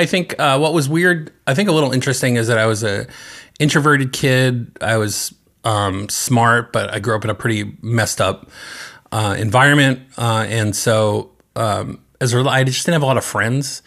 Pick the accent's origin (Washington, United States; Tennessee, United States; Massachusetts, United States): Massachusetts, United States; North Andover; I grew up in the eastern part of the state, uh, in North Andover